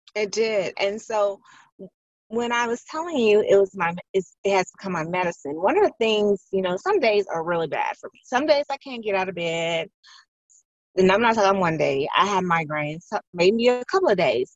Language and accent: English; Chicago, Illinois, United States; I was born and raised in Chicago